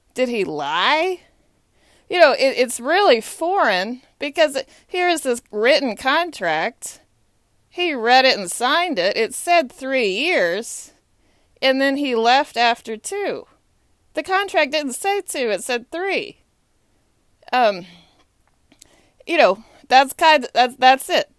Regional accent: Texas, United States; I grew up in Texas

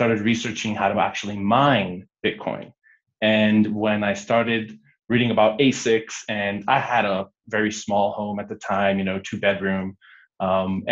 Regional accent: Guatemala; also born or lived in United States; growing up in Guatemala was quite interesting. I'm Guatemalan American.

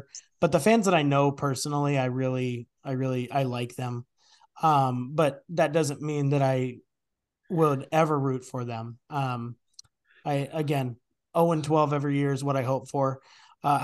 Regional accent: Washington, United States; now in Portland, United States; Yeah, I moved from Northern Washington into Portland, and that was at the height of Chip Kelly

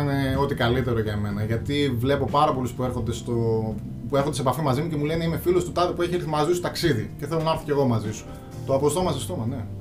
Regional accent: Aridaia, Central Macedonia, Greece; η καταγωγή μου από την Αριδέα. Η Αριδέα βρίσκεται στα ολτρά Πόζαρ για όποιον ξέρει.

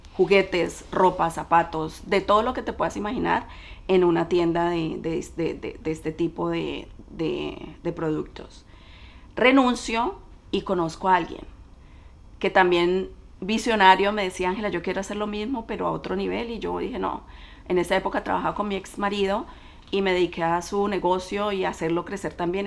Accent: Cali, Valle del Cauca, Colombia; moved away as an adult; now in United States; soy colombiana de Cali. Emigré a este país en el 97, recién me había graduado de la universidad

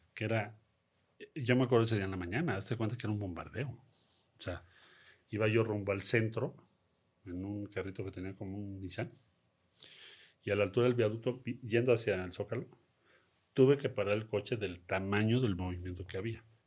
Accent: Mexico City, Mexico; Crecimos en Coyoacán

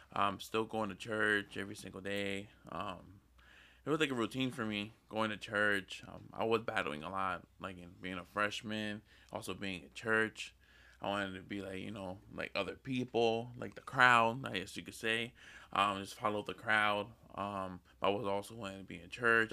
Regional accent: Lancaster, Pennsylvania, United States; I was born in Lancaster.

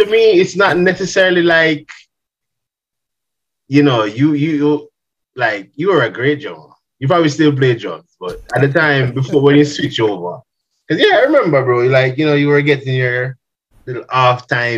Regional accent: Jamaica; growing up in Jamaica

